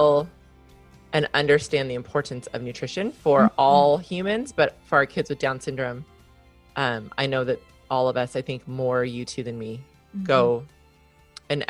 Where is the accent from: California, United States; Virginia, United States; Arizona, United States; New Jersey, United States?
California, United States; as a Californian